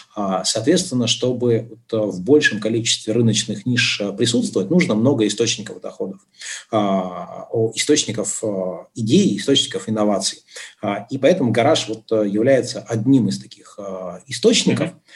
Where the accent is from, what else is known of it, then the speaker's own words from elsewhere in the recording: Yekaterinburg, Sverdlovsk Oblast, Russia; moved away as an adult; also born or lived in Dubai; общался при этом с людьми с родины, то есть я из Екатеринбурга